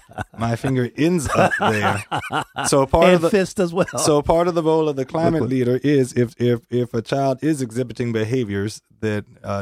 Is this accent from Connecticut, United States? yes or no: no; Richmond, Virginia, United States; I grew up in Virginia, Richmond.